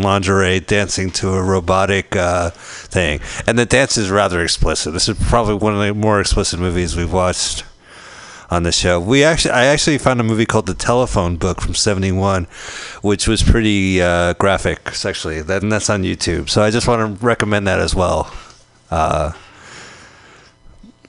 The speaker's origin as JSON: {"language": "English", "region": "New Jersey", "country": "United States", "tie": "born or raised there", "said": "I grew up in New Jersey"}